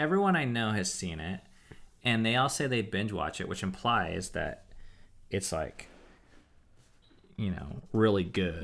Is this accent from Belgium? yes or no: no; United States; as an American